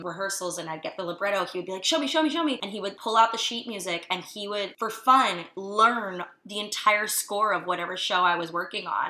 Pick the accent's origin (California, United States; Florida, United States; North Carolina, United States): Florida, United States; outside of Fort Lauderdale, South; moved away as an adult; also born or lived in Boston / Los Angeles; I grew up in a little suburban town outside of Fort Lauderdale